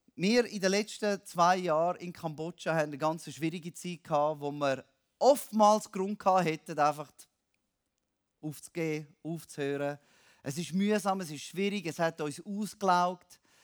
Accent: Switzerland; now in Cambodia; als Schweizer

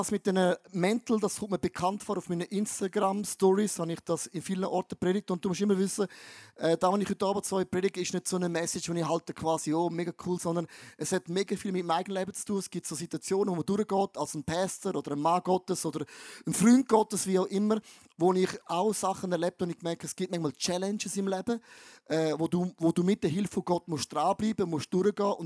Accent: Eastern Switzerland, Switzerland; Wenn ich als ein Ostschweizer, geboren am Rhein, das Wort Test höre, denke ich, Scheiße.

